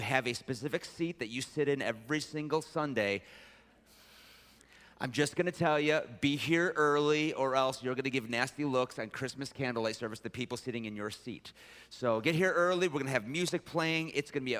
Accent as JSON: {"language": "English", "town": "Detroit", "region": "Michigan", "country": "United States", "tie": "born or raised there", "said": "I was raised in Detroit"}